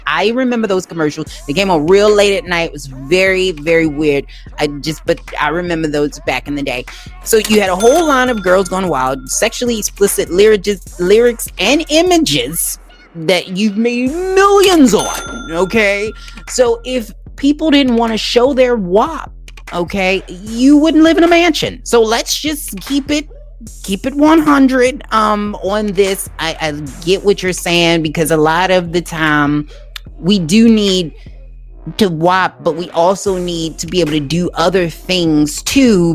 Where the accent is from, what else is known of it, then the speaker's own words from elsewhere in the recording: Baltimore, Maryland, United States; I'm from Baltimore originally. I don't live in Baltimore City now, but I am from Baltimore